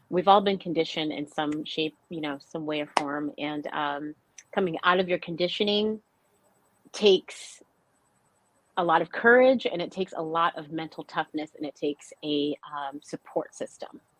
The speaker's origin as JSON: {"language": "English", "region": "North Dakota", "country": "United States", "tie": "born or raised there", "said": "I grew up in an Air Force family, and, and I grew up in North Dakota uh, most of my childhood and in, in, high school years."}